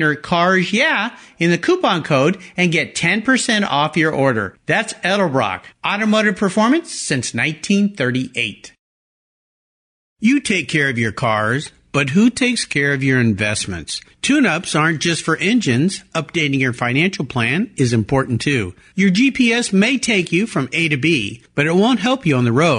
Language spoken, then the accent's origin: English; San Diego, California, United States; also born or lived in Del Mar, California; I grew up down there in Southern California, in La Jolla, California, just south of Del Mar